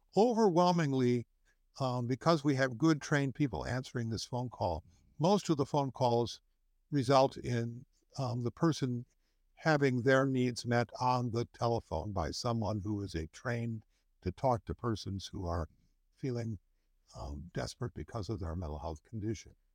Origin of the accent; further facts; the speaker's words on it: Chicago, Illinois, United States; also born or lived in Wisconsin; I was born in Wisconsin, but I moved here when I was eleven, which was a long time ago. So, I've lived almost my entire life in Illinois and really almost my entire life in the city of Chicago